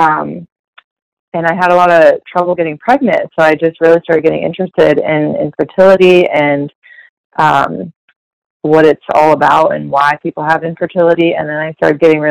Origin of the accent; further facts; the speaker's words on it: Columbus, Ohio, United States; also born or lived in Athens, Ohio / Dayton, Ohio; I am from Columbus